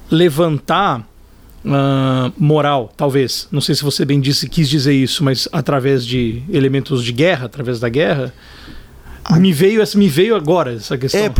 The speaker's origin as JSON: {"language": "Portuguese", "region": "São Paulo", "country": "Brazil", "tie": "born there", "lives_now": "Brasília, Brazil", "said": "Porque nasci aqui em São Paulo, no Cambuci, fui batizado lá no Rio de Janeiro, na Nossa Senhora de Copacabana, em Copacabana, e fui morar em Brasília."}